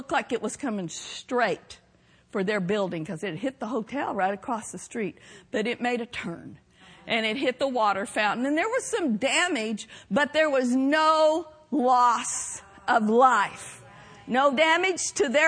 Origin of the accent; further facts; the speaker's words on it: Oklahoma, United States; growing up in Oklahoma